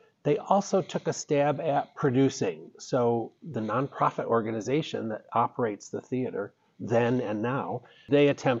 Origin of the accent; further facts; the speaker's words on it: Syracuse, New York, United States; moved away as an adult; also born or lived in Charlotte, North Carolina; I'm from Central New York, Syracuse, but started working at Chautauqua Institution right out of college. And from there, went to work for a telephone company, which took me to North Carolina.